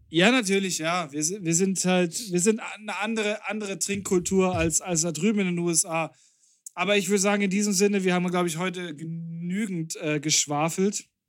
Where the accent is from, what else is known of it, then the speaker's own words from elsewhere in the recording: Bavaria, Germany; wir sind aus Bayern